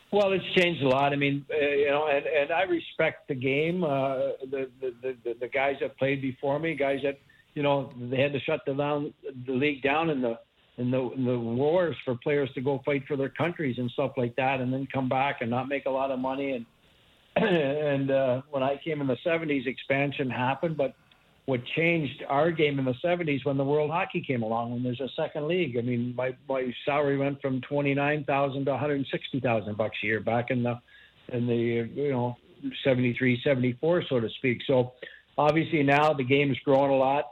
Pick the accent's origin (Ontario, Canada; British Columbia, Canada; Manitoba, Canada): Ontario, Canada; near Kitchener; in Kitchener near my hometown